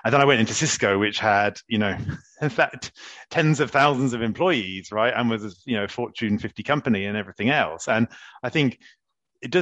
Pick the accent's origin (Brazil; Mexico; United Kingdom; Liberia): United Kingdom; England; moved away as an adult; now in France; British people think I'm quite French these days, and French people still think I'm very, very British